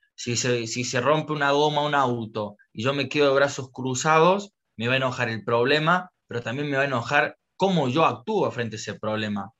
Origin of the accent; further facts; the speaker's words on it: Córdoba, Argentina; moved away as an adult; now in Orlando, United States; Originalmente soy de Córdoba, Argentina